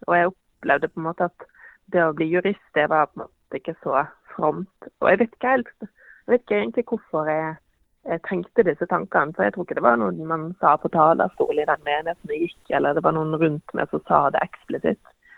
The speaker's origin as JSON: {"language": "Norwegian", "region": "Western Norway", "country": "Norway", "moved": "yes", "lives_now": "Eastern Norway, Norway", "said": "Som, som vestlending så må jeg jo si at jeg savner veldig fjellene eh, her på Østlandet"}